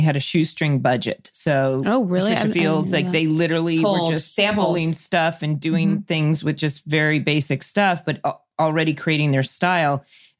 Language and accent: English; Orange County, California, United States; I grew up in Orange County.